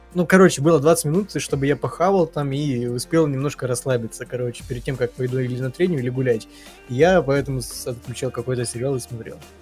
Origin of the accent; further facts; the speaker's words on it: Ukraine; я украинец